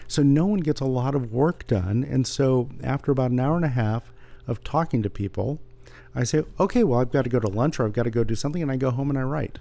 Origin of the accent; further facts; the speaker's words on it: San Jose, California, United States; also born or lived in Santa Barbara; I grew up in San Jose reading Lee Weimars like so many other people did